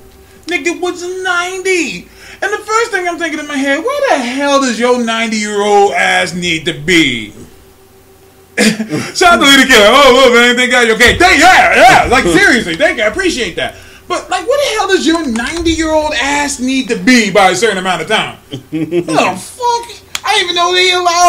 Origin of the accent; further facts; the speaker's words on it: California, United States; I'm from California, but my whole family is from Birmingham, Alabama.